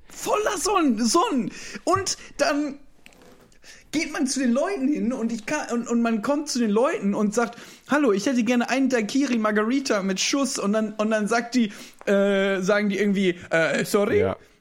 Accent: Düsseldorf, North Rhine-Westphalia, Germany; ich bin ja gebürtiger Düsseldorfer

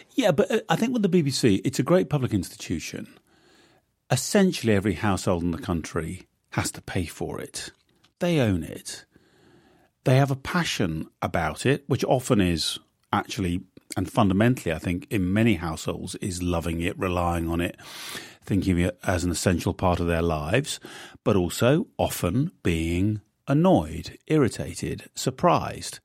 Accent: United Kingdom; moved away as an adult; now in United States; I'm a Brit, not an American

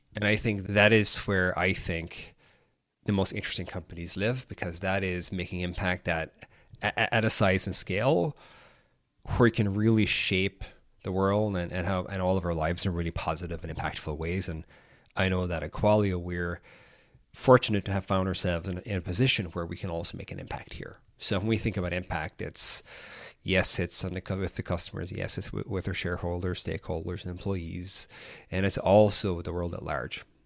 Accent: Ireland; I'm from Ireland, grew up uh, there

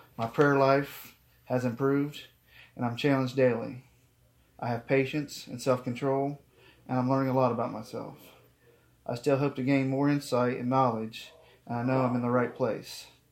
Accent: Geauga County, Ohio, United States; I'm from Gay County, Ohio

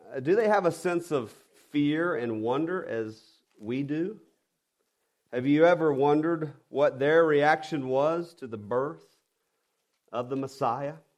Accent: the South, United States; I'm I'm from the South and I'm a redneck at heart and I have to watch my enunciation. So I'm probably saying wander instead of wonder

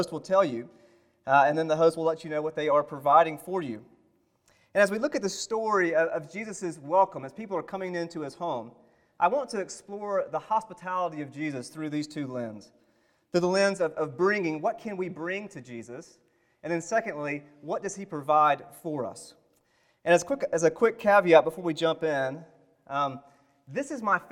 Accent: the South, United States; I am from the South

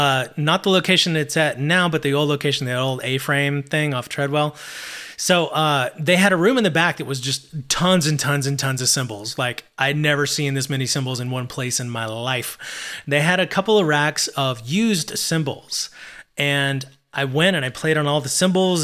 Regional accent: Abilene, Texas, United States; my hometown of Abilene

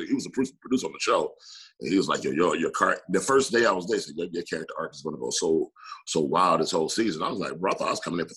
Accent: Atlanta, Georgia, United States; born or raised there

